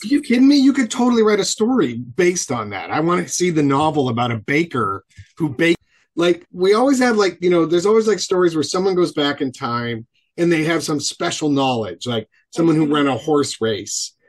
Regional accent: Buffalo, New York, United States; I grew up in Buffalo

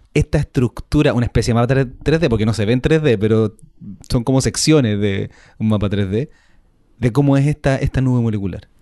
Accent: Chile; porque somos chilenos

